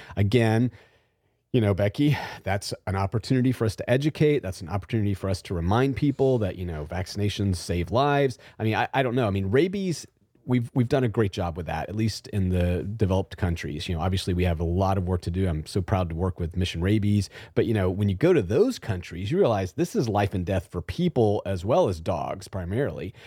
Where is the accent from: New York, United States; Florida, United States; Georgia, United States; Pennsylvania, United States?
Georgia, United States; Southwest; moved away; I came from Southwest Georgia as a child